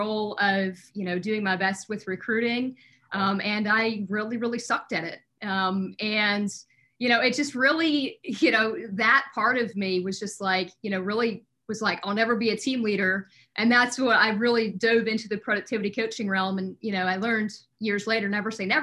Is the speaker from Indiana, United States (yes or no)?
no; North Dakota, United States; moved away as an adult; also born or lived in Fargo; now in Maryland, United States; I actually born and raised in the Midwest, so North Dakota